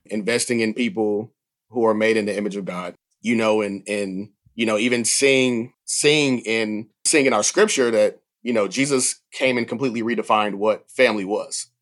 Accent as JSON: {"language": "English", "town": "Atlanta", "region": "Georgia", "country": "United States", "tie": "born or raised there", "moved": "yes", "said": "I grew up near the Atlanta field office"}